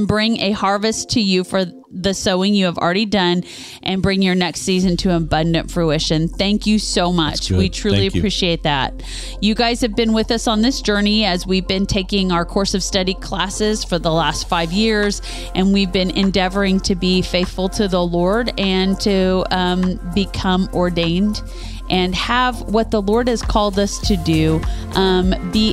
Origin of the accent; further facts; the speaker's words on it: Kansas, United States; also born or lived in Topeka, Kansas; now in Kentucky, United States; We're from Kansas. We lived in that state